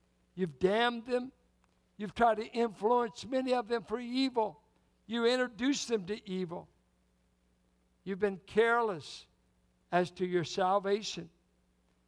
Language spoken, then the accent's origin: English; Richmond, Virginia, United States; as a boy growing up in Richmond, I grew up mainly with whites and blacks in Richmond in the 40s and 50s.